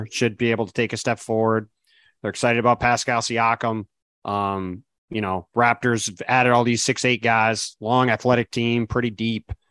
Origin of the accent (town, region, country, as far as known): Dallas, Texas, United States; born or raised there